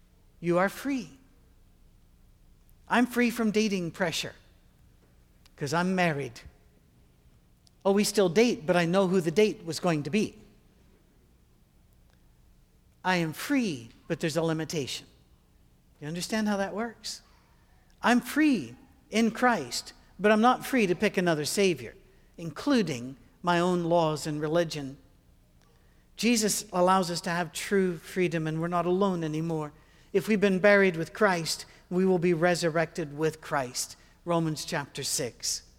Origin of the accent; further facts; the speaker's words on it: Scotland, United Kingdom; we would cross into Canada to fly out because it's cheaper from there and we're Scottish.